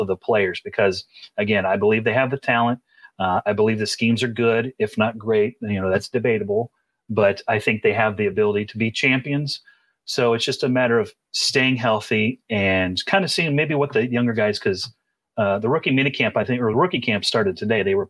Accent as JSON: {"language": "English", "region": "Central Illinois", "country": "United States", "tie": "born or raised there", "said": "I was born and raised in Central Illinois"}